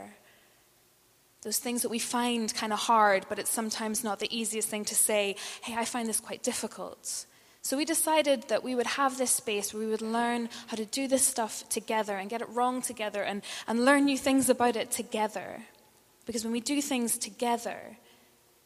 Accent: Northern Ireland, United Kingdom; moved away; And I'm from Northern Ireland

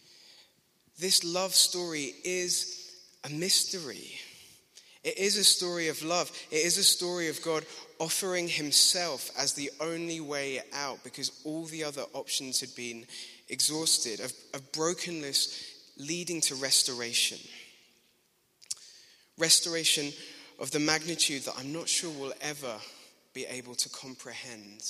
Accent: Glasgow, Scotland, United Kingdom; accent: Glaswegian; At school, I grew up in Glasgow

